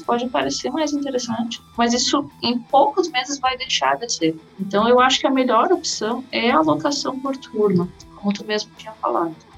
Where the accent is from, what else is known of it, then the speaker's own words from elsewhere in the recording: Cachoeira do Sul, Rio Grande do Sul, Brazil; moved away; also born or lived in Santa Maria; eu também passei a atender em Cachoeira do Sul, que era é minha cidade natal